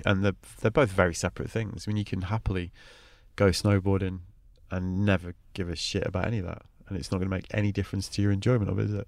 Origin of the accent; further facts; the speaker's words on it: Manchester, North West England, United Kingdom; me as a white kid growing up in Manchester